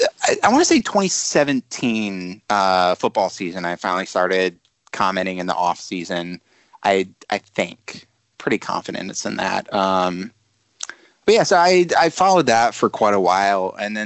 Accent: Michigan, United States; moved away as an adult; now in Washington, D.C., United States; I'm from Michigan.

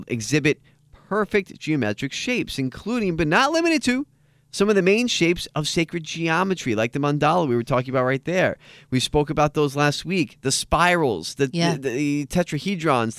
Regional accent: United States; I'm too American

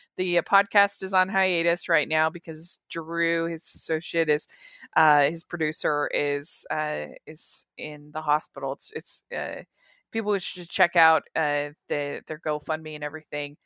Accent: Maryland, United States; moved away; also born or lived in Utah; I grew up in Maryland

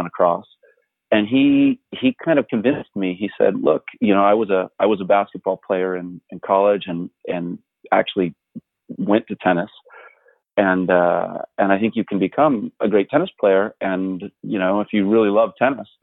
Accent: Southern California, United States; I grew up in Southern California

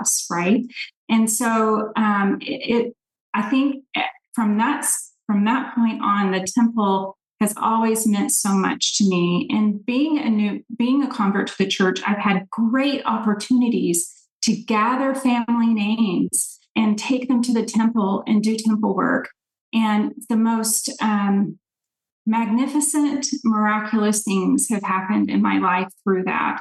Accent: Nashville, Tennessee, United States; now in Dallas area, United States; I grew up in Nashville, Tennessee

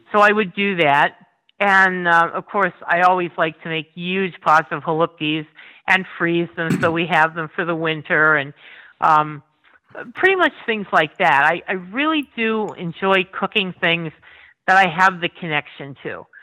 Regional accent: Tremont, Pennsylvania, United States; I actually grew up outside of Tremont

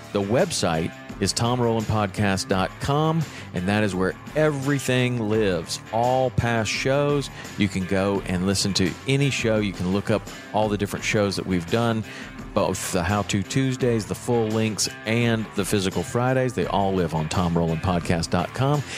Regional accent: Chattanooga, Tennessee, United States; I grew up in Chattanooga, Tennessee.

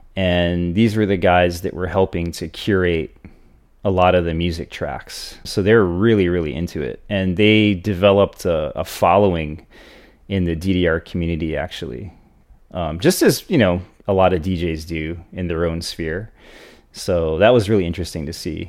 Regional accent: Hawaii, United States; growing up in Hawaii

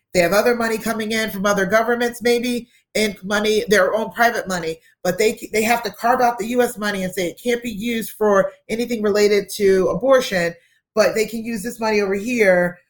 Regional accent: United States; we being American citizens

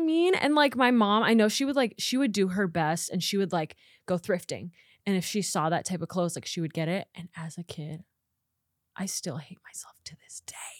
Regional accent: Nebraska, United States; moved away as an adult; now in Los Angeles, United States; I am from Nebraska, born and raised

